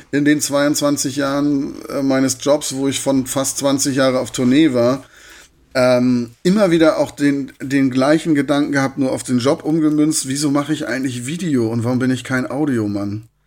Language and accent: German; Hamburg, Germany; born there; now in Darmstadt, Germany; Ich bin jetzt in Darmstadt, ist eine Kleinstadt ne, mit 130. Also für einen gebürtigen Hamburger ist das eine Kleinstadt.